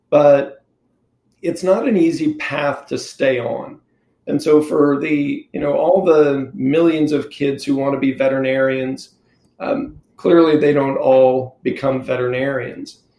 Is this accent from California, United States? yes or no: yes; California, United States; born there; also born or lived in Mississippi / Texas / Philippines / Oklahoma; I was born in Southern California and lived everywhere from Southern California to Mississippi and Texas, Philippines, the Northeast. Uh, went to school in Oklahoma, ended up there in high school